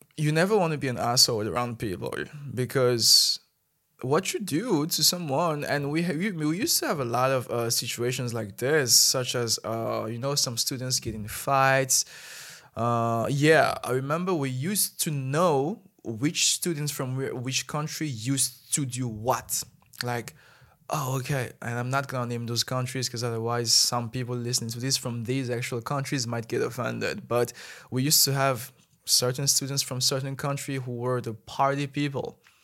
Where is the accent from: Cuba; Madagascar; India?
Madagascar; moved away as an adult; now in China; as a Malagasy person